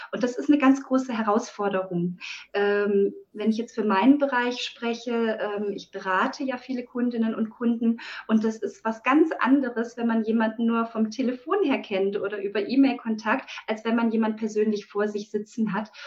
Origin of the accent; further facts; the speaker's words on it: Friedrichshafen, Baden-Württemberg, Germany; ich bin äh, hier im Süddeutschland heimisch, äh, in Friedrichshafen